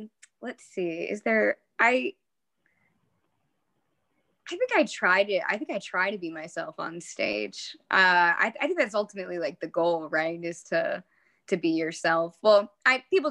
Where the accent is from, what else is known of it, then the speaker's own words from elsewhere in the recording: Long Island, New York, United States; I grew up on Long Island